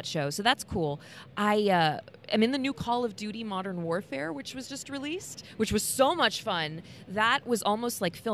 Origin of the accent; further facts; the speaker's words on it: Indiana, United States; accent: Midwest; I'm from Indiana